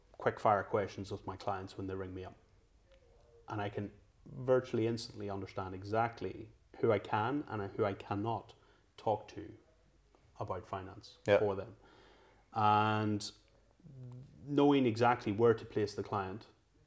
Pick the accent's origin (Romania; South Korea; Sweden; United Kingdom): United Kingdom; Northern Ireland; moved away as an adult; now in London, United Kingdom; growing up in Northern Ireland, we're generally one of two religions